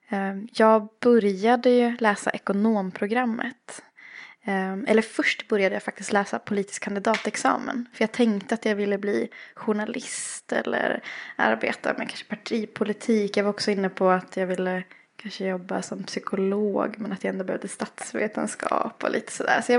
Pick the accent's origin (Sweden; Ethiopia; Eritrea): Sweden; Östersund, Jämtland; moved away; also born or lived in Sri Lanka; Jag är ju uppväxt i Östersund. Mm. Eh, och det hörs lite.